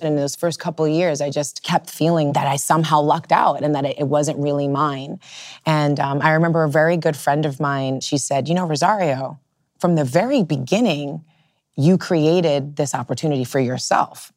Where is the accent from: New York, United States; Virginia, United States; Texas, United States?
New York, United States; New York City; growing up in the Lower East Side at that particular moment